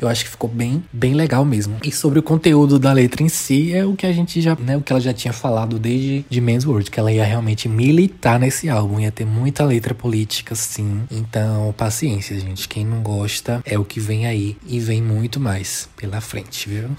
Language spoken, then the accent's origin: Portuguese; Brazil; como um bom brasileiro